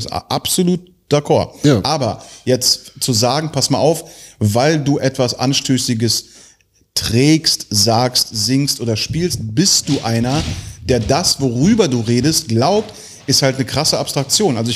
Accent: Tel Aviv, Tel Aviv District, Israel; born there; ich bin in Tel Aviv geboren, ich darf das.

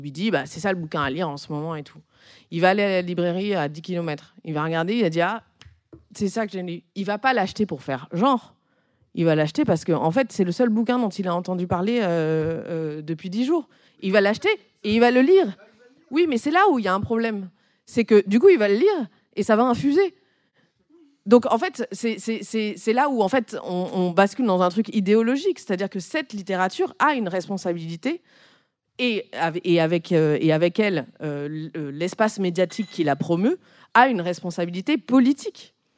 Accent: Corsica, France; now in Paris, France; chez moi, en Corse

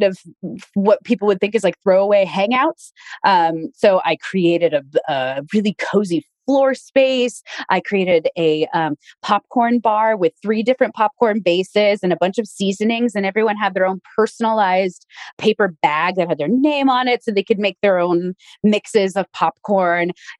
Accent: Reno, Nevada, United States; moved away; I am in my hometown of Reno, Nevada

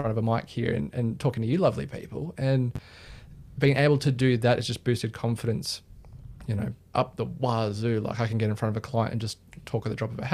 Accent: Sydney, New South Wales, Australia; I'm from Sydney, Australia.

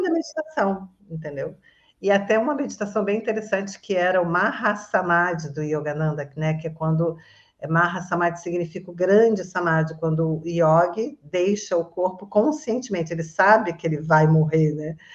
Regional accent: Resende, Rio de Janeiro, Brazil; moved away as an adult; now in Florianópolis, Brazil; eu sou originalmente de Resende, Rio de Janeiro, eu estou morando em Floripa

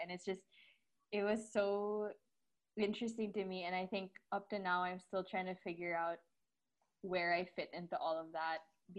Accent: Philippines; moved away as an adult; also born or lived in Manila; now in Canada; I'm in my third year. I'm from the Philippines originally. Like I lived all my life here until I was 18, and then for first year, I moved to Canada for university.

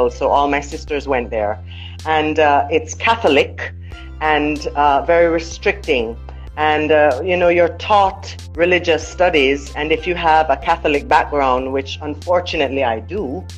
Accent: Jamaica; also born or lived in United States; growing up in Jamaica, you have to live with that.

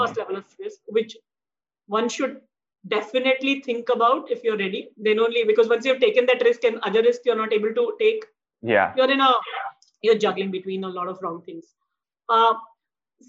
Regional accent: Jamshedpur, Jharkhand, India; now in Mumbai, India; I grew up in Jamshedpur

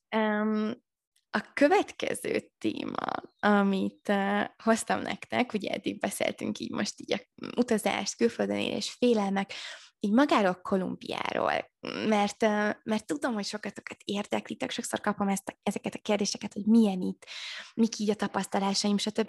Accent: Maklár, Heves, Hungary; moved away as an adult; also born or lived in Budapest; otthon én falun nőttem fel, ugye Eger mellett maklárom

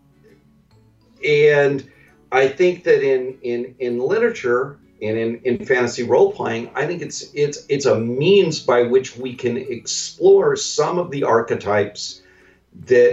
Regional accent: Western United States, United States; I'm from the Western United States

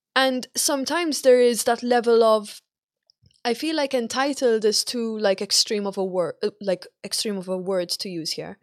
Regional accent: Malta; moved away; I'm Malta

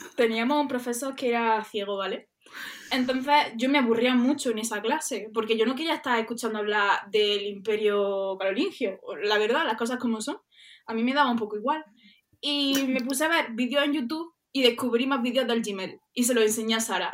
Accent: Andalusia, Spain; accent: Andalusian; somos andaluzas, creo que se nota, ¿no?

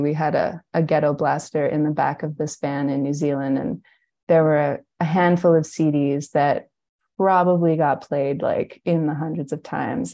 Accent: British Columbia, Canada; I'm in my hometown and it's in the mountains in British Columbia.

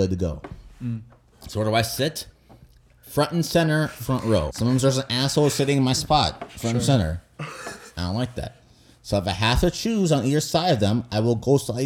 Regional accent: United States; I'm an American

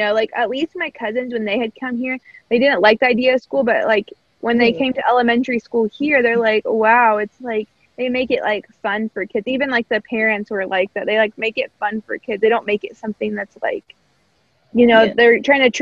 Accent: Evansville, Indiana, United States; I went to school in Evansville

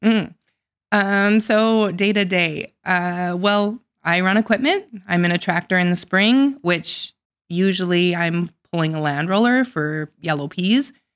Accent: North Dakota, United States; I grew up in North Dakota, but not on a farm.

